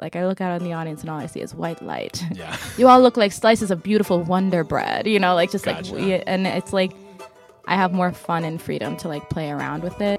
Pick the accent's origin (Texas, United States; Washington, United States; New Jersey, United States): New Jersey, United States; West Windsor; moved away as an adult; also born or lived in Boston; now in Brooklyn, United States; I grew up in Central Jersey, so right outside of Princeton